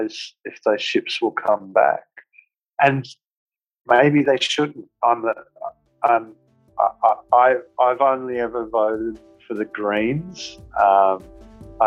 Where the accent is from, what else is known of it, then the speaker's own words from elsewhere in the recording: Australia; I was born here.